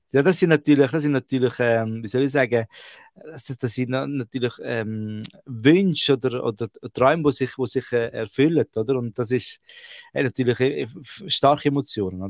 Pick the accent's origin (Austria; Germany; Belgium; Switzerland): Switzerland; bei uns Ausländern, die wo, wo in der Schweiz aufwachsen.